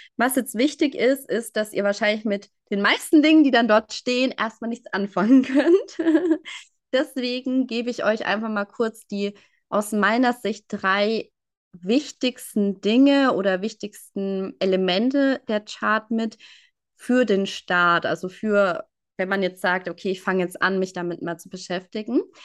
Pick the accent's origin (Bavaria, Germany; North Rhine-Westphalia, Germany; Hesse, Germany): Bavaria, Germany; near Würzburg; Ich komme aus der Nähe oder aus einem kleinen Ort in der Nähe von Würzburg